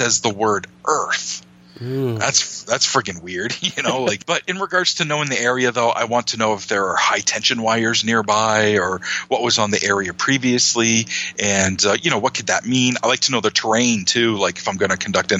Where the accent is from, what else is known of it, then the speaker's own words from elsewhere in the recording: Maine, United States; my home state of Maine